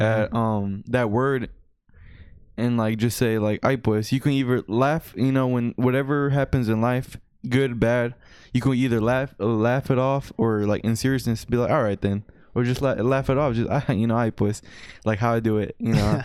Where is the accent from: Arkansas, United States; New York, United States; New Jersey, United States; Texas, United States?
Texas, United States; we're both uh, Hispanics, but we, we're born and raised here